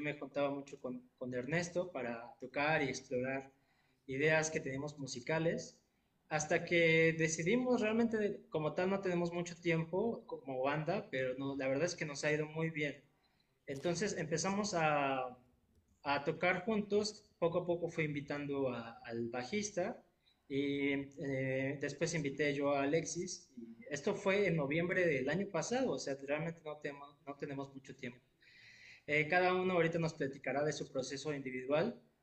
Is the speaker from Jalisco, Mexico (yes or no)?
no; Querétaro, Mexico; now in Xalapa, Mexico; yo soy de la ciudad de Querétaro originalmente. Y ya después me vine a la ciudad de Jalapa